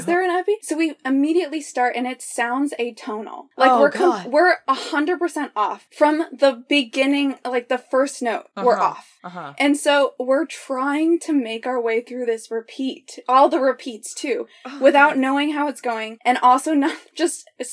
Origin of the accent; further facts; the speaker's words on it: Colorado, United States; I'm from Colorado, live near the Rocky Mountains